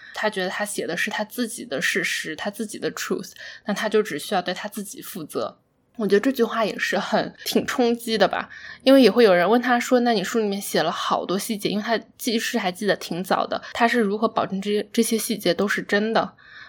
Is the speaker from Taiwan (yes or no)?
no; China; 在中国长大的过程中